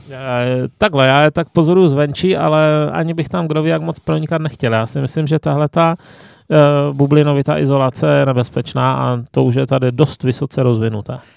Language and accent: Czech; Ostrava, Moravian-Silesian Region, Czechia; jsem z Ostravy